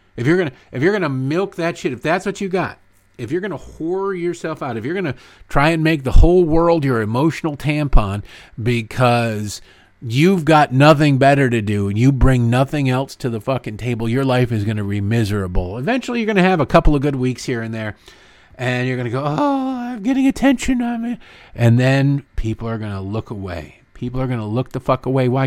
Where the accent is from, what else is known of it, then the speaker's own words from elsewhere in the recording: United States; I'm an American